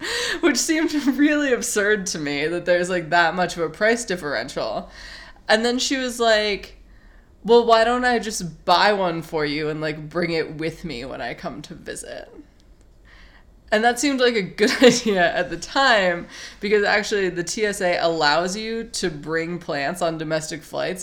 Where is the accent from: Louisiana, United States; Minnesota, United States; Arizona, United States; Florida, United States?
Arizona, United States; Phoenix; moved away as an adult; now in New York City, United States; I'm from Phoenix